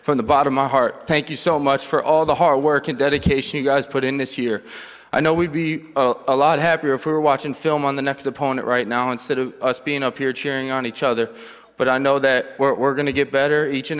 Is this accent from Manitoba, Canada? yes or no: yes; Winnipeg, Manitoba, Canada; playing for my hometown with the Winnipeg Blue Bombers